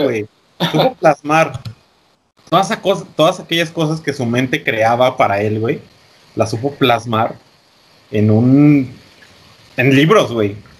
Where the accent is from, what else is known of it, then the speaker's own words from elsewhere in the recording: Mexico; como mexicanos y, buenos guadalupanos